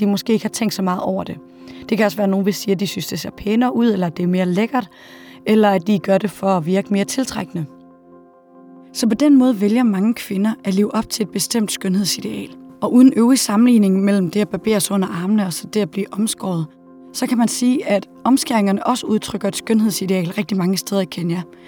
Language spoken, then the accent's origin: Danish; Denmark; hjemme i Danmark